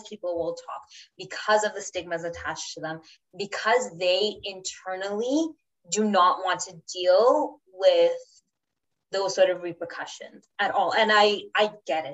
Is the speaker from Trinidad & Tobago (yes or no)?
yes; Trinidad & Tobago; now in Canada; we're Trinidadian, we live here in Canada